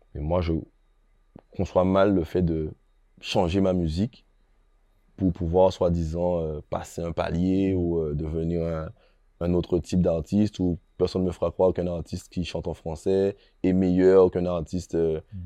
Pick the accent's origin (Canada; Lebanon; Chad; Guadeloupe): Guadeloupe; chez moi en Guadeloupe